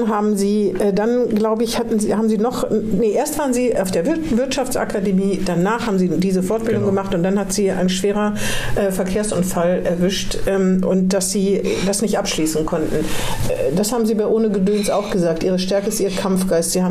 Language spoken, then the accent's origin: German; Eschwege, Hesse, Germany; Ich komme aus Eschwege, da gibt es die Esch Eschweger Klosterbrauerei.